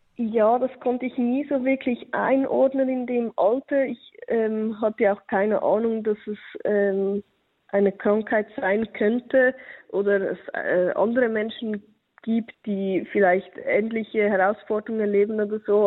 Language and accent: German; Switzerland; bei uns in der Schweiz